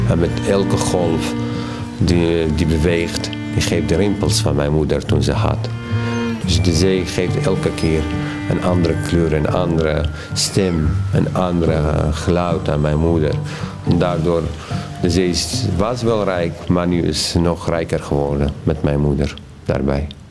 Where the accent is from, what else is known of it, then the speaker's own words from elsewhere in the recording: Iraq; Dutch is a second language; moved away as an adult; now in Netherlands; de stad verlaten waar ik geboren ben